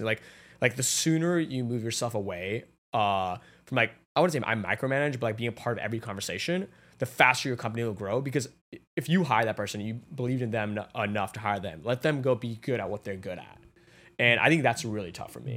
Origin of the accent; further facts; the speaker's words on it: Atlanta, Georgia, United States; moved away as an adult; now in New York, United States; I grew up in Atlanta, like, with my family, f, like, right there, and then I moved to New York